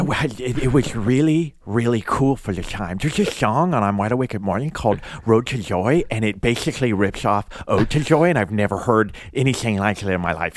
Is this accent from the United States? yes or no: yes; Nashville, Tennessee, United States; I'm from Nashville